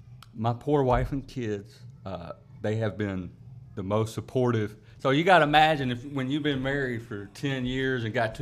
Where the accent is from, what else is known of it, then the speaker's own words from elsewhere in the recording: Travelers Rest, South Carolina, United States; So I was born and raised in TR.